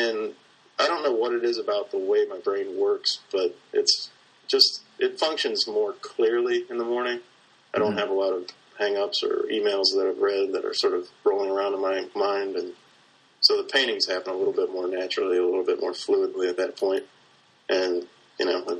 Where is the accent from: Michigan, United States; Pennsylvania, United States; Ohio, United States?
Ohio, United States; Cincinnati; moved away as an adult; also born or lived in New Orleans / Carbondale; I was born and raised in Cincinnati